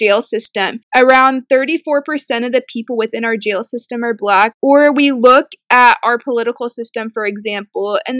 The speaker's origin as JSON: {"language": "English", "town": "Evansville", "region": "Indiana", "country": "United States", "tie": "born or raised there", "said": "I grew up in Evansville and I was born and raised here too."}